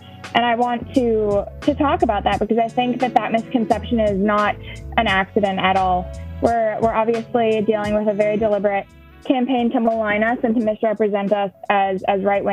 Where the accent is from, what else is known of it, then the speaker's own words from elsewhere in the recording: La Crosse, Wisconsin, United States; I'm from the La Crosse area of Wisconsin.